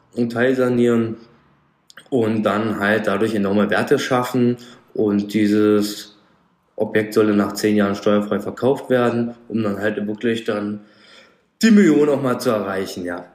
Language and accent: German; Frankfurt am Main, Darmstadt, Rhine-Main area, Hesse, Germany